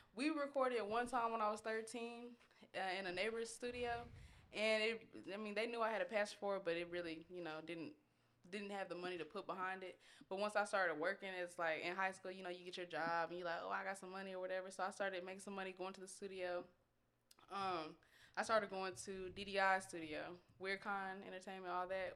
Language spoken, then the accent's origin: English; Austin, Texas, United States; also born or lived in Georgia; I was born in Georgia 'cause my dad was in the military, but, you know, I was raised in Austin. Um, been here my whole life